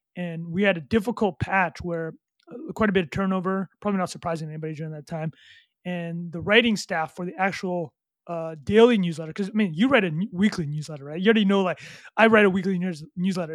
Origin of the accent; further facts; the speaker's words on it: Vancouver, British Columbia, Canada; also born or lived in Calgary, Alberta / Montreal; I grew up in, uh, Calgary, and my family, um, went to, uh, Vancouver when I was, like, nine years old